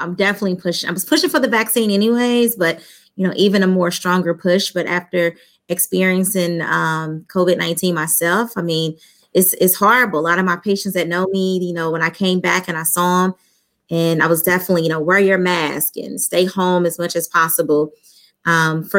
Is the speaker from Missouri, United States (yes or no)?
yes; St. Louis, Missouri, United States; I'm from St. Louis, Missouri. I lived here all my life